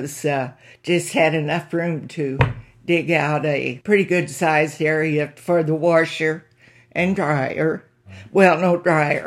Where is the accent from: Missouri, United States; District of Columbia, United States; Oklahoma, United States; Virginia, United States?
Missouri, United States; Flat River; I was born in Flat River, Missouri, September the 6th, 1935